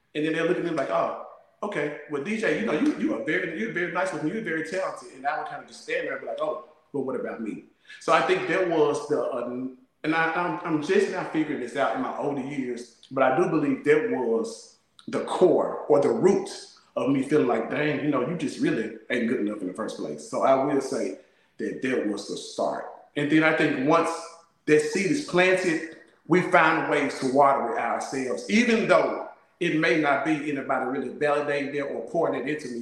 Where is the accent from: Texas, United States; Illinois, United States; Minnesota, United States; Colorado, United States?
Colorado, United States; growing up in Colorado